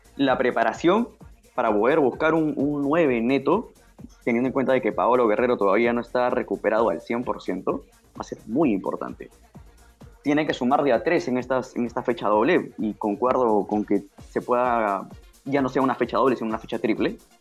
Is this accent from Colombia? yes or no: no; Peru; como seleccionado peruano